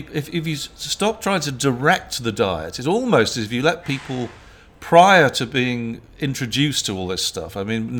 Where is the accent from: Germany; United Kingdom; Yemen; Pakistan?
United Kingdom; moved away; I'm British